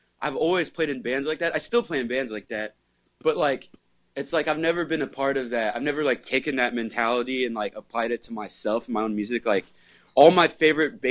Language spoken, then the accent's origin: English; Bay Area, California, United States; growing up in the Bay Area